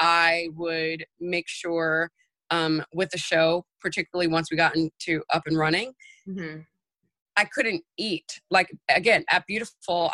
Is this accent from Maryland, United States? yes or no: no; New York City, New York, United States; moved away as an adult; now in Los Angeles, United States; I'm a New Yorker and I'm used to the go, go, go